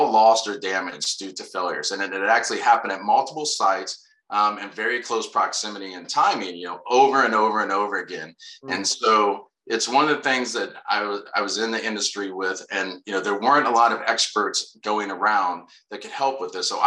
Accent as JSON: {"language": "English", "town": "Anderson", "region": "Indiana", "country": "United States", "tie": "born or raised there", "also_born_or_lived": "Hohenfels, Germany", "moved": "as an adult", "said": "I grew up in a place called Anderson, Indiana, a little north of Indianapolis"}